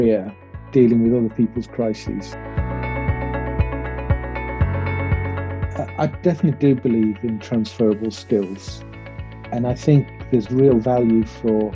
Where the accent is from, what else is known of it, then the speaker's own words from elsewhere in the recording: Manchester, North West England, United Kingdom; I was born in Manchester, supported Manchester United as a child